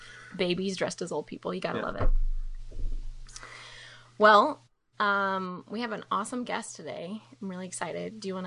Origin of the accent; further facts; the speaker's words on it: Mobile, Alabama, United States; now in Dallas, United States; and I'm from Mobile